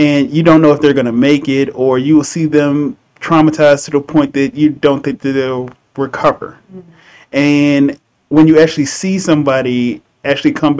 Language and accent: English; Philadelphia, Pennsylvania, United States; moved away as an adult; also born or lived in South Carolina; now in San Antonio, United States; I was actually born and raised in Southwest Philadelphia